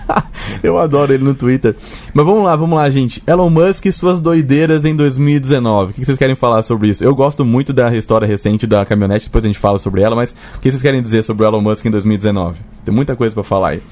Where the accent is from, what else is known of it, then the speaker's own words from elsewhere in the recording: Brazil; a gente, como brasileiro